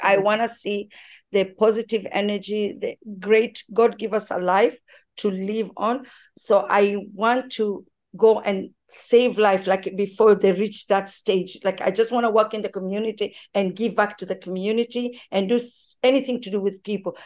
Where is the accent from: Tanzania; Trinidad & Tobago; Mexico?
Tanzania; born or raised there